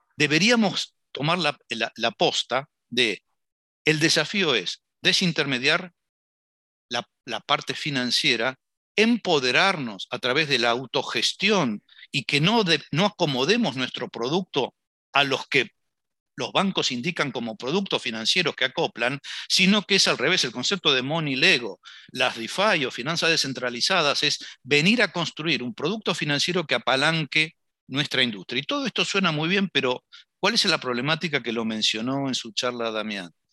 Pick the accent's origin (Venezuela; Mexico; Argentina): Argentina; como latinoamericanos y en particular argentinos